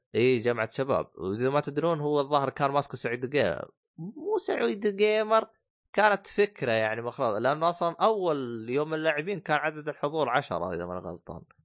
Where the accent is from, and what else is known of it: Saudi Arabia